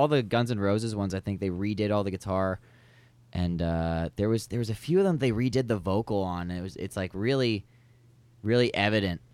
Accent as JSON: {"language": "English", "town": "London", "region": "Ontario", "country": "Canada", "tie": "born or raised there", "said": "I'm from London. Yeah, I'm born and raised"}